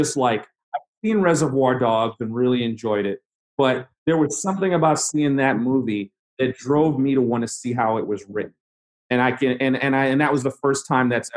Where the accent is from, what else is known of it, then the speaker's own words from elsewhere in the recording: New York City, New York, United States; also born or lived in North Carolina; I grew up in New York, and you know, I grew up in predominantly black neighborhoods